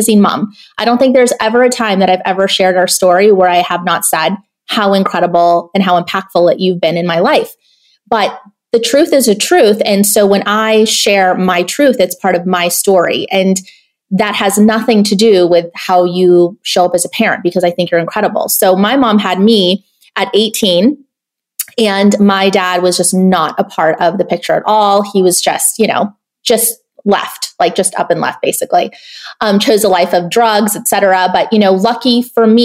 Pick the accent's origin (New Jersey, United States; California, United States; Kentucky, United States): California, United States; San Ysidro; I grew up in Section 8 housing in a border town called San Ysidro, like right next to, you know, the Mexican border in California